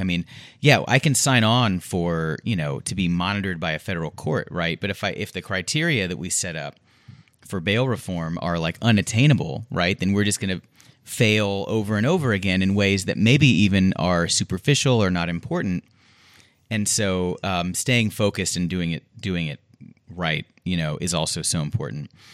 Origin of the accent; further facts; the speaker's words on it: Houston, Texas, United States; I'm also from Houston